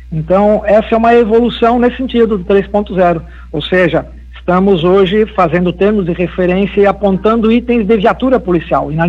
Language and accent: Portuguese; Santa Catarina, Brazil; also born or lived in Criciúma; eu sou da Serra Catarinense, mas eu estudei um bom tempo aí em Criciúma